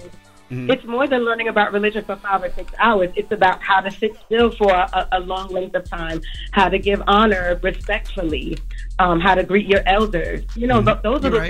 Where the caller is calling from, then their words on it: Maryland, United States; I'm calling from Maryland.